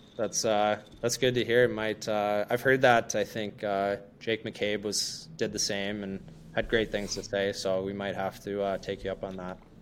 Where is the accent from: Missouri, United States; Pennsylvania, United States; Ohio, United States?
Pennsylvania, United States; Hollidaysburg; now in Chicago, United States; the boys from my hometown